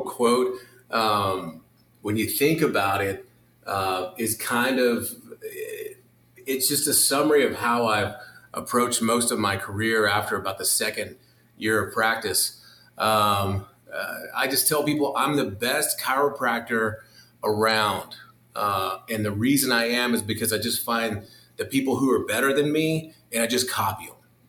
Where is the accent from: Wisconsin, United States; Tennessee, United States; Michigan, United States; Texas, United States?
Texas, United States; Seminole; also born or lived in Lubbock, Texas; I'd started back in my hometown